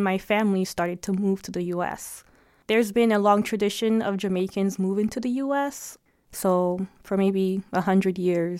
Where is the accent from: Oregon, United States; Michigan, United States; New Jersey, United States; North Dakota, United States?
New Jersey, United States; moved away; So I'm from New Jersey, having a backyard, basically having like a house compared to coming here and living in an apartment.